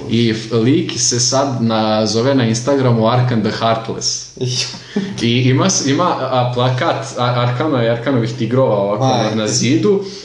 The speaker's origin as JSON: {"language": "Croatian", "country": "Serbia", "said": "mi smo Srbi, mi mrzimo druge Srbe."}